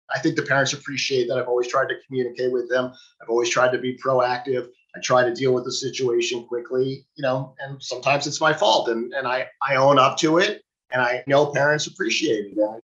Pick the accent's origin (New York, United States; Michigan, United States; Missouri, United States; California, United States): New York, United States; New York City; also born or lived in New England; I grew up in Manhattan